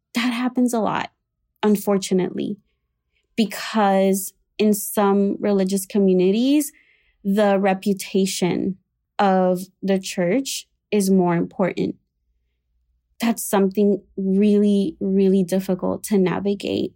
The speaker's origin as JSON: {"language": "English", "country": "Puerto Rico", "tie": "born or raised there", "moved": "as an adult", "lives_now": "Chicago, United States", "said": "I was raised in Puerto Rico in an evangelical slash Pentecostal uh, church."}